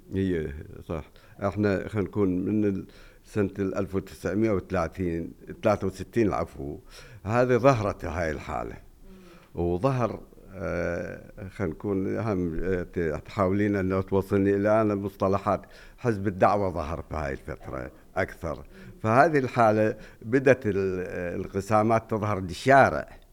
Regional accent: Najaf, Najaf Governorate, Iraq; عندنا بالنجف

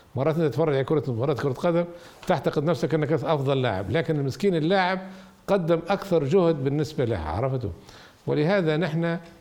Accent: Libya; نحن الشعب الليبي عانينا معاناة شديدة جدا من مرحلة الاستعمار الإيطالي

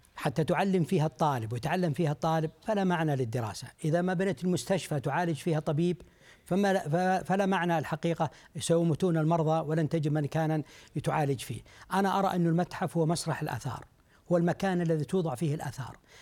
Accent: Saudi Arabia; عندنا في المملكة العربية السعودية

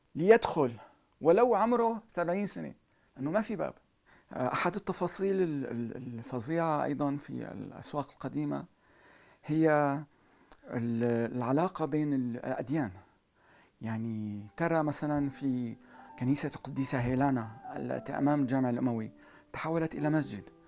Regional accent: Aleppo, Aleppo Governorate, Syria; now in Paris, France; أنا أنا ارتبطت بحلب أكثر من كوني حلبي

